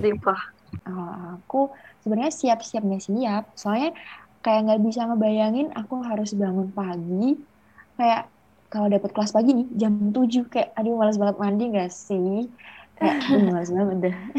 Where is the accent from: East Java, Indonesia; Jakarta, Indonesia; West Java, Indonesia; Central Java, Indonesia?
Central Java, Indonesia; Salatiga; Aku tuh dari Salat